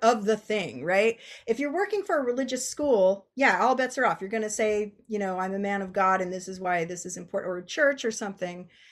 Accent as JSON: {"language": "English", "area": "Bay Area", "region": "California", "country": "United States", "said": "I'm from the Bay Area."}